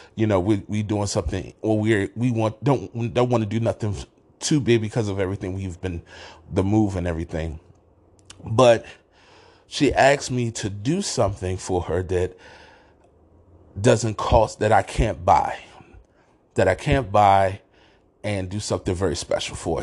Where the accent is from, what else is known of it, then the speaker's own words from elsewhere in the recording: Washington, District of Columbia, United States; moved away as an adult; also born or lived in Council Bluffs, Iowa; now in Rochester, United States; I'm originally from Washington, D C.